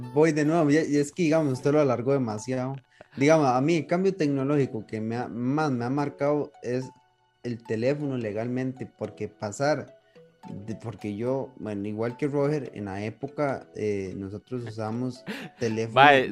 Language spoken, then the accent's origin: Spanish; Costa Rica; nosotros que somos de Costa Rica